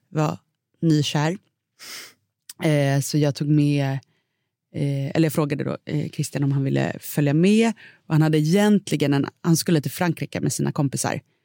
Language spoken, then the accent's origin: Swedish; Sweden; som svensk